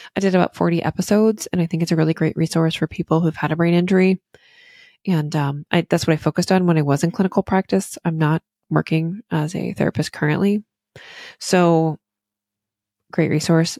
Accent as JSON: {"language": "English", "region": "Virginia", "country": "United States", "moved": "yes", "lives_now": "Maine, United States", "said": "I'm from the South originally in, um, Virginia"}